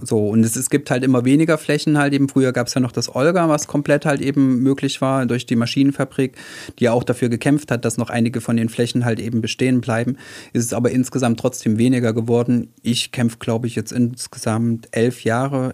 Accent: Weimar, Thuringia, Germany; moved away as an adult; now in Heilbronn, Germany; ursprünglich komme ich aus Weimar

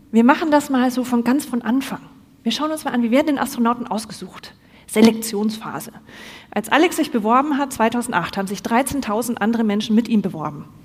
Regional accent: Bavaria, Germany; now in Cologne, Germany; Im Übrigen, ich bin nicht ganz aus Köln. Ich bin eigentlich gebürtige Fränkin. Man hört es nicht mehr.

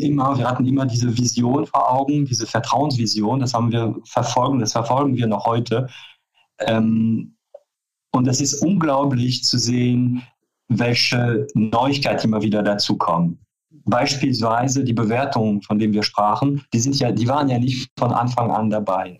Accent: France; German is a second language; moved away as an adult; also born or lived in Paris; now in Cologne, Germany; Also ich bin zwar gebürtige Franzose, ähm, bin aber schon ähm, äh, Oktober 89 nach Köln gekommen

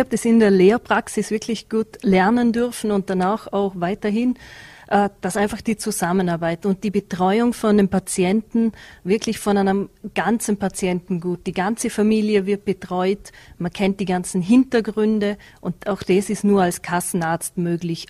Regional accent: Bregenzerwald, Vorarlberg, Austria; als Bregenzer Wälderin

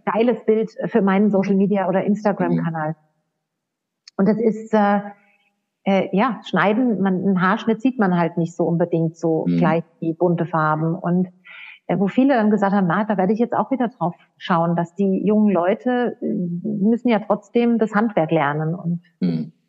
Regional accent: Odenwald, Hesse, Germany; also born or lived in United States; now in Austria; ich komme selbst aus, aus dem Odenwald

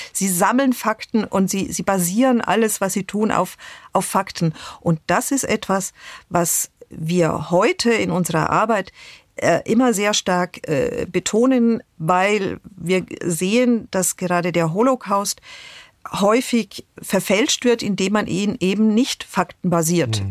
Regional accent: Germany; als Deutsche

